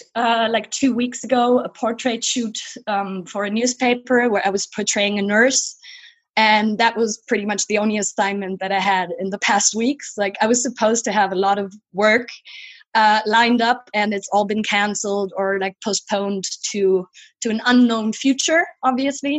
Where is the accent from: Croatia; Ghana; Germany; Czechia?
Germany; Cologne, North Rhine-Westphalia; now in Berlin, Germany; I was born in Cologne